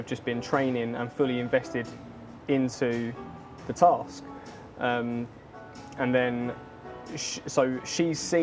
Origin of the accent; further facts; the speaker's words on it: Enfield, London, United Kingdom; also born or lived in Goffs Oak, Hertfordshire / Cuffley / Cheshunt; I grew up originally, was born in Enfield Chase Hospital. We like grew up around like Freezewater Enfield Way